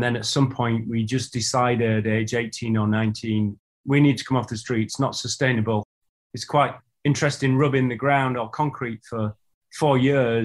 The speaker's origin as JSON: {"language": "English", "town": "Huddersfield", "region": "Yorkshire and the Humber", "country": "United Kingdom", "tie": "born or raised there", "said": "the town that I grew up in, you mentioned I'm a northern lad, I'm from Huddersfield in Yorkshire."}